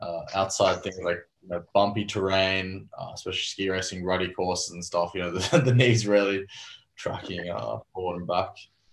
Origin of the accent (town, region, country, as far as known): Australia